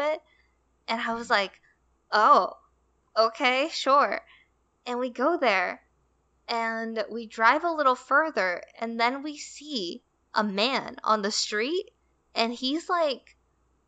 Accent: South Korea; I am the typical Korean girl

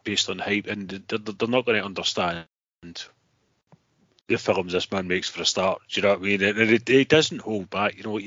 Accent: Scotland, United Kingdom; We're Scots

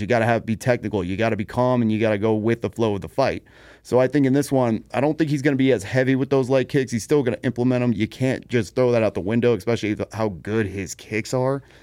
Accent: Salt Lake City, Utah, United States; Salt Lake City, Utah, baby. You know, my hometown, born just right up the street from the Delta Center

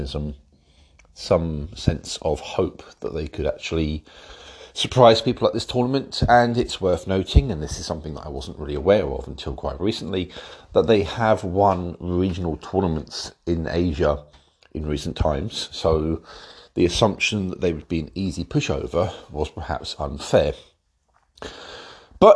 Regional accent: England, United Kingdom; I'm English and England is where it's at for me

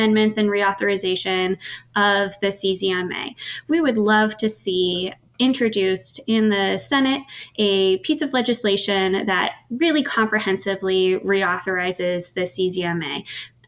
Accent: Seattle, Washington, United States; growing up in Seattle on the Puget Sound

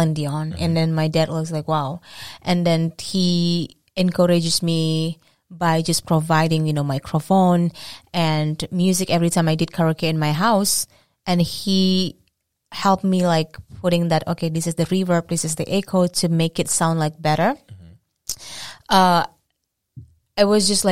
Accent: Indonesia; English is a second language; moved away as an adult; now in Boston, United States; I'm from Indonesia. It's a beautiful country in Southeast Asia. And I've been living in Boston for 5 years

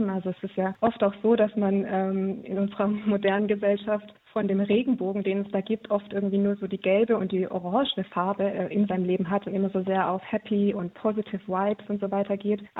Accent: Heilbronn, Baden-Württemberg, Germany; ich äh, komme aus Heilbronn, das ist im Großraum Stuttgart

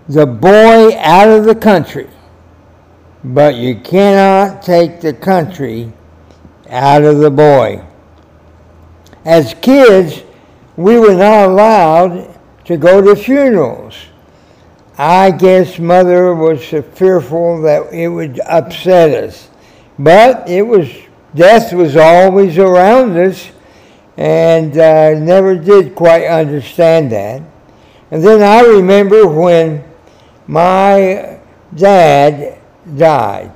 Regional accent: Wichita, Kansas, United States; I was born in Kansas, in Wichita

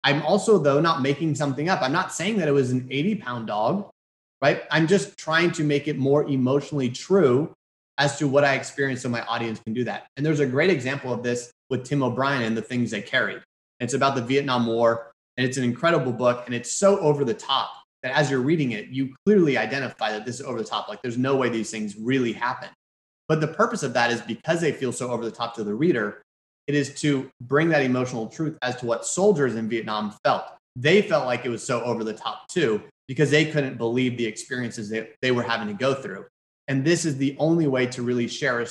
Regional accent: Houston, Texas, United States; I'm from Houston.

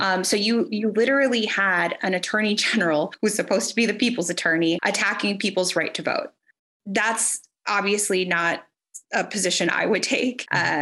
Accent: Rio Grande Valley, Texas, United States; I'm originally from the Rio Grande Valley

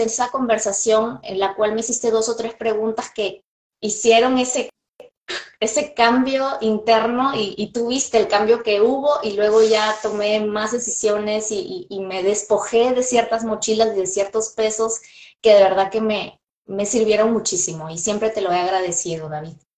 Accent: Peru; moved away as an adult; now in Los Angeles, United States; en mi país, Perú, soy medianamente conocida

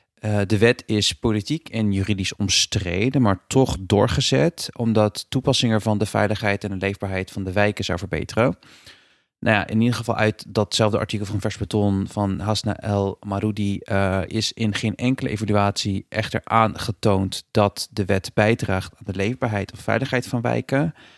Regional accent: Rotterdam, South Holland, Netherlands; Ik woon in Rotterdam

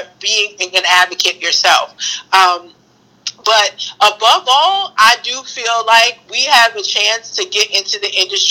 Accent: New York City, New York, United States; I'm from Brooklyn

